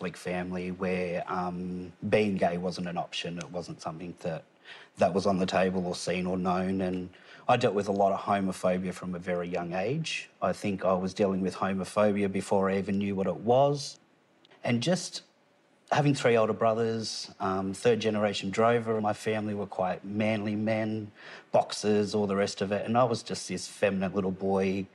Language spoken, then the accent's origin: English; Tamworth, New South Wales, Australia; also born or lived in Gunnedah, Australia / Kempsey, Australia; I'm originally from Tamworth, born in Gunnedah